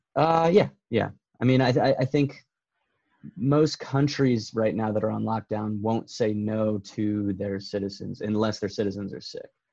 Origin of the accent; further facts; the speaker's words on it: United States; now in Canada; as an American